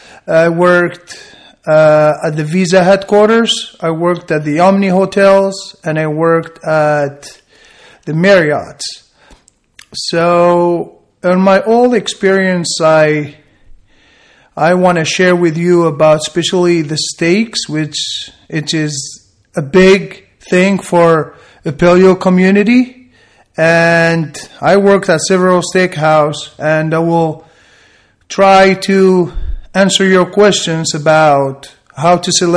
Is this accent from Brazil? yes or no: no; Algeria; English is a second language; moved away as an adult; also born or lived in San Francisco, United States; now in Nashville, United States; I'm from North Africa, a country called Algeria. And I've been here in the state for about 12 years now. I used to live in San Francisco before we moved to Nashville about a month ago.